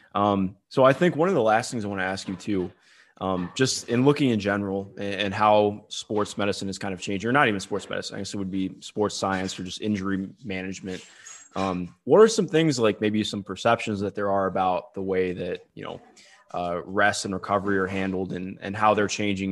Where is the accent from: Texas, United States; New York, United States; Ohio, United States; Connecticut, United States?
Ohio, United States; Cleveland; I grew up in Cleveland, but all my family went to either Michigan State or U of M.